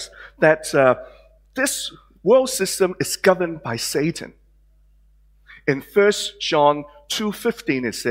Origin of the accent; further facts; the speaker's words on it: Hong Kong; now in Australia; some of you may recognize my accent and the way I look, that I'm not born in Australia. I was born in Hong Kong.